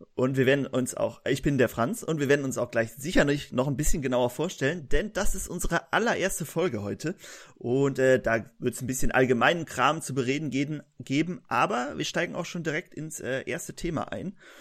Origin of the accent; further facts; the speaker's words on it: Germany; wir kommen aus Deutschland